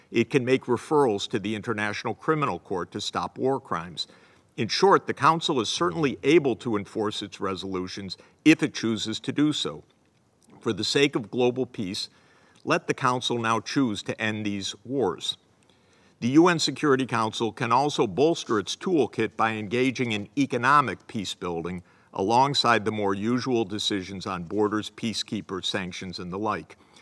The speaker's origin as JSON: {"language": "English", "country": "United States", "said": "As an American"}